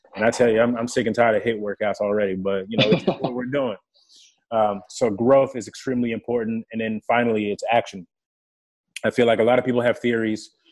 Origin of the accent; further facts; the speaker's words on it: Irving, Texas, United States; first language French; English is a second language; also born or lived in Democratic Republic of the Congo / Johannesburg, South Africa; So at seven years old, I get to Texas. I don't know the language. I wasn't fluent in English until I was nine years old